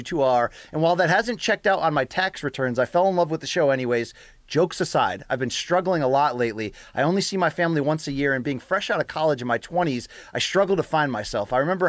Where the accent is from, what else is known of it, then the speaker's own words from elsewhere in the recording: Russia; now in Philadelphia, United States; I might be the only Russian fan this show has. … I was born and raised in Russia, but I've been in the U.S. for 10 years. I live in Philly.